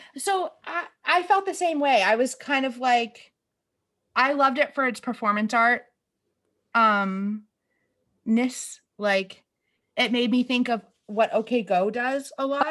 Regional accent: New England, United States; now in Boston, United States; we're from New England. I live in Boston. We've grown up going to Boston, like, eh, you know, you're only an hour away

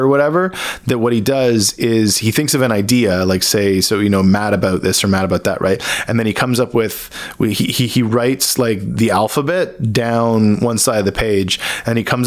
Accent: Hamilton, Ontario, Canada; also born or lived in Burlington, Ontario; So I grew up in Hamilton, Ontario. I was born there and I grew up in like the Hamilton, Burlington area.

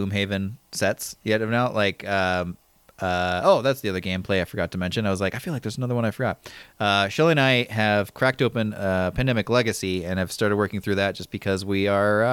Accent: Midwest, United States; I grew up in the Midwest

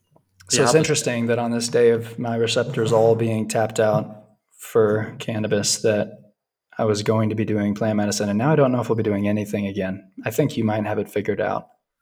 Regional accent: Vilcabamba, Loja, Ecuador; I'm from Vilcabamba. Nice to meet you.

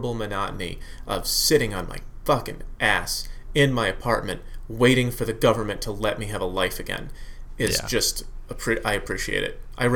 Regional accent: Connecticut, United States; moved away as an adult; also born or lived in Massachusetts; I grew up in Connecticut. Yeah, I was born in Massachusetts. We moved to Connecticut when I was 3, and I grew up there till I was 28

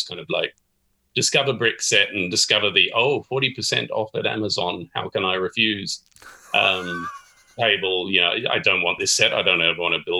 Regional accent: Australia; moved away as an adult; also born or lived in London; I am Australian and have been living in London

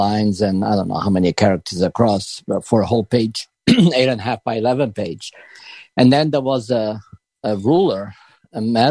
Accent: Portugal; moved away; I grew up in Portugal back in, I guess I'll tell my age now, but in the 50s and 60s.

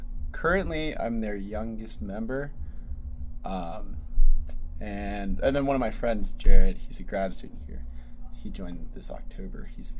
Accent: Atlanta, Georgia, United States; In Atlanta.

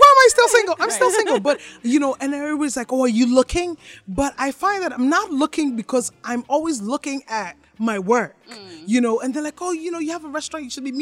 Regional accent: Toronto, Ontario, Canada; now in Ghana; I come from Toronto.

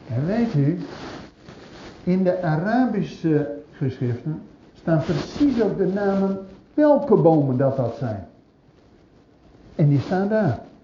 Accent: Zwolle, Overijssel, Netherlands; bij ons in Zwolle

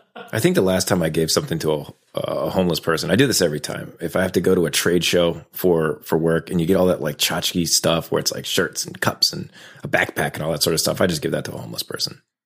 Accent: Raleigh, North Carolina, United States; I was raised in North Carolina. Uh, I went to a magnet school downtown Raleigh

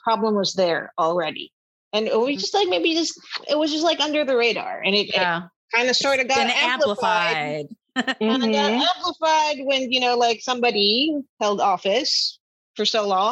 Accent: Manila, Metro Manila, Philippines; now in United States; I grew up in Manila in the Philippines

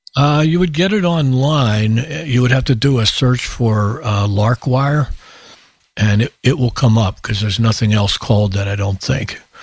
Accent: Pittsburgh, Pennsylvania, United States; now in Malden, United States; the whole time I grew up in Pittsburgh

